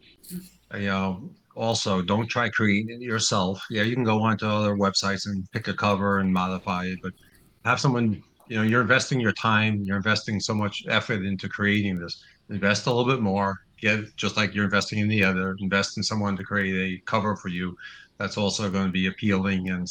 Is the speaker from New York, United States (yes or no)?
yes; New York, United States; accent: New Yorker; I'm from New York, so I talk like a New Yorker